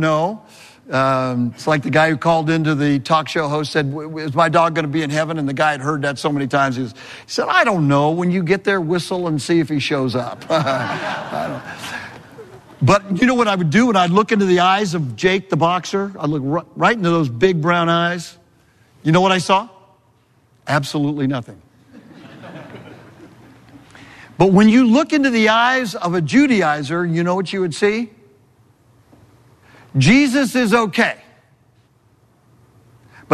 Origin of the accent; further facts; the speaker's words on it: California, United States; moved away as an adult; also born or lived in New England; I'm from California